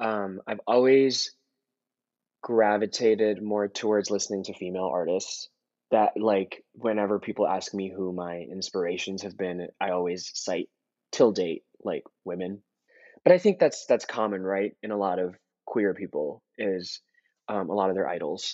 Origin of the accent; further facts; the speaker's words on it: India; now in United States; obviously I was growing up in India, and it's not like the same songs that that were playing on the radio here in the US would be playing in India.